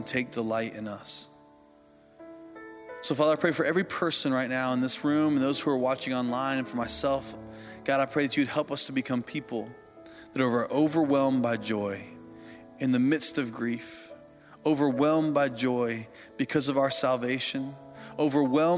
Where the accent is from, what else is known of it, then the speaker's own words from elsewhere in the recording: Indiana, United States; I grew up in Indiana on a farm, and my family raised hogs